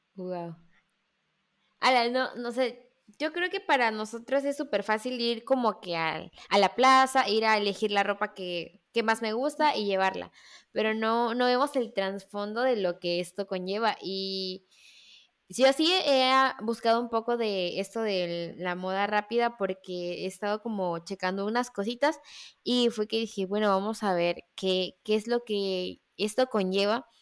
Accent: Veracruz, Mexico; yo soy de Veracruz

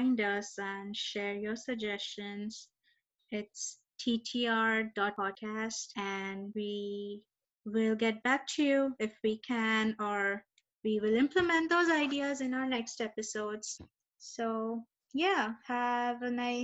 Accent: India; growing up in India

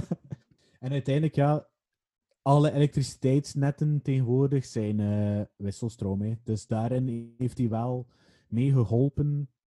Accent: Waregem, Flanders, Belgium; Ik ben niet in Waregem geboren, maar wel opgegroeid.

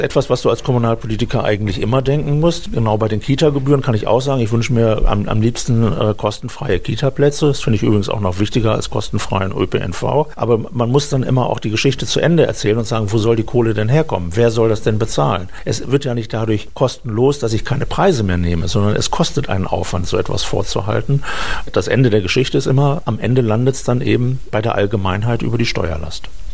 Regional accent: Düsseldorf, North Rhine-Westphalia, Germany; moved away as an adult; now in Bielefeld, Germany; bin gebürtiger Düsseldorfer

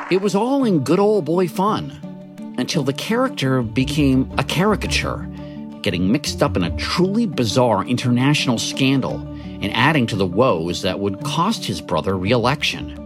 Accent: Maryland, United States; I'm from Maryland

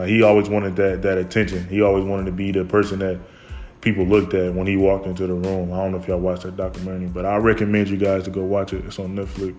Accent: Fort Wayne, Indiana, United States; I grew up in Fort Wayne, Indiana, born in 98

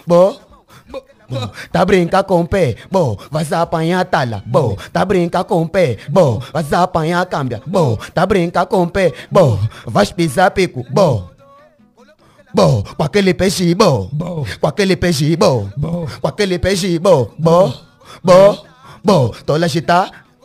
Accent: Luanda, Luanda Province, Angola; sou do Kazenga. Nasci no bairro dos Kwanza. Uhum. Estou morando na Petrangol.

